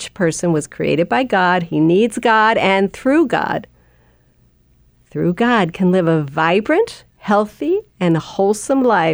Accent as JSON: {"language": "English", "town": "Albany", "region": "California", "country": "United States", "tie": "born or raised there", "said": "Born and bred in the Bay Area."}